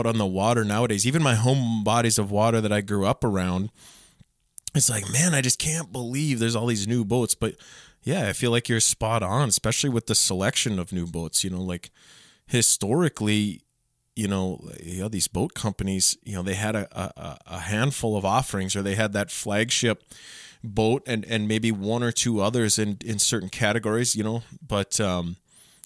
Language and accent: English; Otter Tail County, Minnesota, United States; growing up, I grew up in Otter Tail County